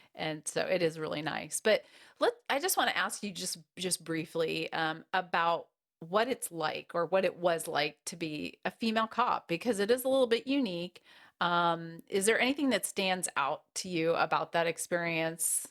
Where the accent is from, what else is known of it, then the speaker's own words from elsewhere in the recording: United States; moved away as an adult; also born or lived in Wichita, Kansas; I'm from the East Coast originally, from New York and New Jersey